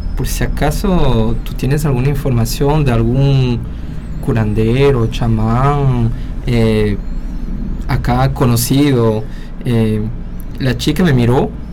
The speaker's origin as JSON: {"language": "Spanish", "country": "Peru", "said": "soy peruano"}